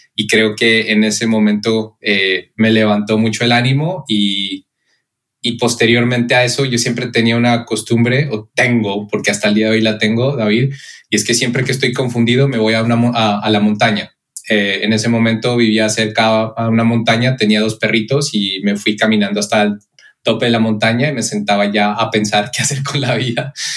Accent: Pasto, Nariño, Colombia; moved away; soy colombiano de la ciudad Pasto

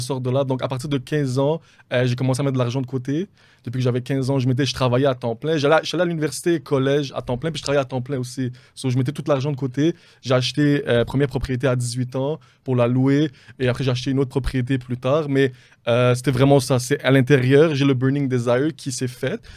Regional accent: Montreal, Quebec, Canada; je viens de Montréal, je suis d'origine libanaise.

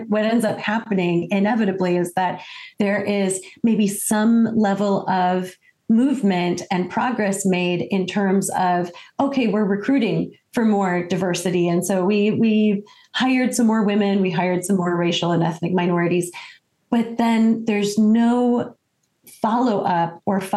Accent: Detroit, Michigan, United States; I am American from, you know, the day I was born, and grew up in Detroit, Michigan

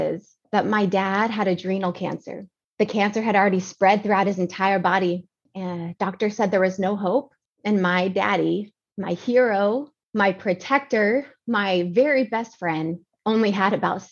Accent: Georgia, United States; now in San Antonio, United States; I grew up in Georgia with amazing parents

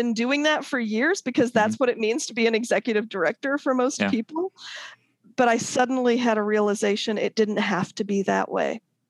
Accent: Akron, Ohio, United States; moved away as an adult; also born or lived in England / Baltimore / Washington, D.C. / Chicago; now in Bay Area, United States; I was born in England, and we moved to Akron, Ohio, when I was a toddler

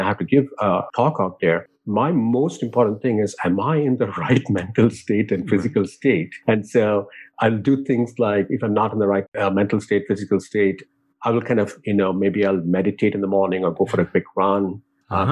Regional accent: India; moved away; growing up in India

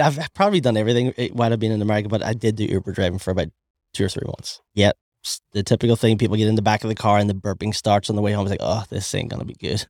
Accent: Ireland; accent: Irish; moved away; we're both from Ireland

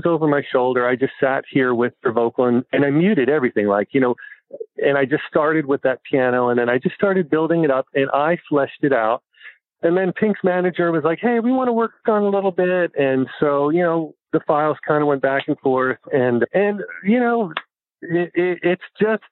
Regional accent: New Jersey, United States; moved away; where I grew up in New Jersey, blue collar town, factory town

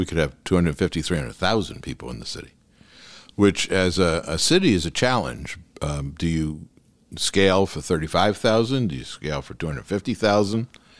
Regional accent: New York, United States; now in Beverly Hills, United States; I came from New York. I came to California in 1982. Beverly Hills in 94.

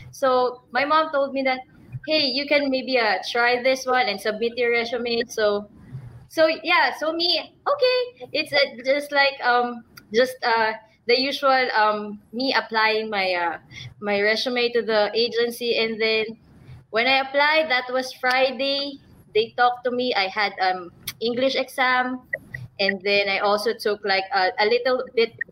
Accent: Philippines; Um, I was born and raised in the Philippines

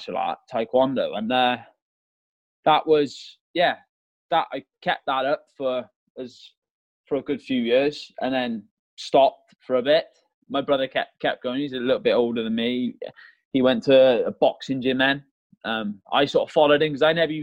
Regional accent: Malvern, West Midlands, United Kingdom; also born or lived in Merthyr Tydfil, Wales; I'm originally from Merthyr Tydfil in South Wales. But when I was a youngster, well, I was 7 years old, we moved up in England in a place called Malvern

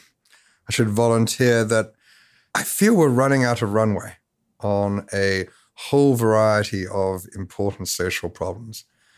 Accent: California, United States; because despite the accent, I'm from the Bay Area.

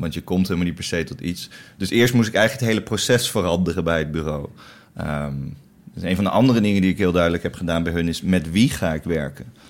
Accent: Netherlands; als Nederlanders

